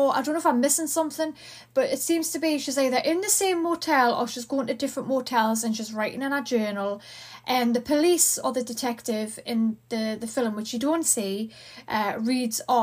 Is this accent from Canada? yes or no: no; Newcastle upon Tyne, North East England, United Kingdom; accent: Geordie; I'm from the UK, United Kingdom. I'm from Newcastle.